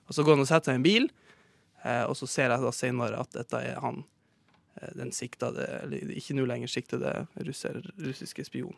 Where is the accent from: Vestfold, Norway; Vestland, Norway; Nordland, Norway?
Nordland, Norway; Sortland; moved away; på Sortland, der jeg er fra